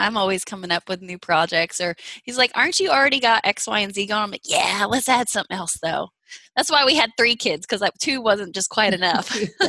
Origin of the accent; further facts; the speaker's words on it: Kansas City, United States; I'm from Kansas City, so just down the road from Kirksville.